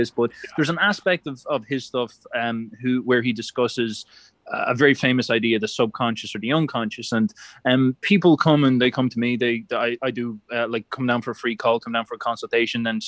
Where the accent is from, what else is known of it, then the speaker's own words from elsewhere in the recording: Ireland; being an Irishman